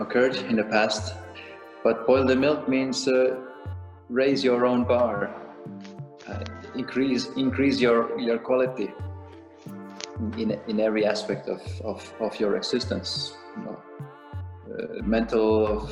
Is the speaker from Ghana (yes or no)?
no; Estonia; also born or lived in Dublin, Ireland; now in Zurich, Switzerland; I'm from Eastern Europe, I'm from Estonia. And then there used to be this communism, Soviet Union regime when I was growing up.